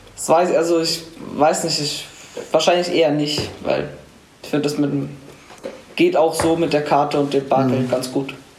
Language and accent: German; Munich, Bavaria, Germany; komme aus München und bin 13 Jahre alt